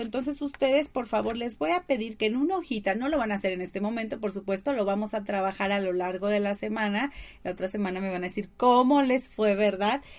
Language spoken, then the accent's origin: Spanish; Tabasco, Mexico; de Tabasco. ¡Ay, de mi tierra!